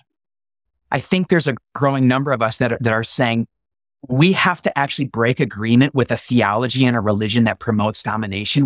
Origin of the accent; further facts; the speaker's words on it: United States; as American evangelicals